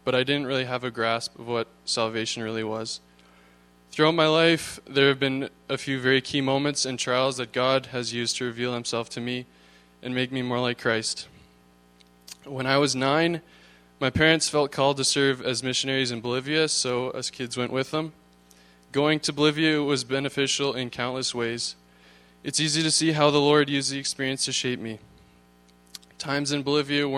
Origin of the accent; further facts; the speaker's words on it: Thunder Bay, Ontario, Canada; I was born in Thunder Bay, Ontario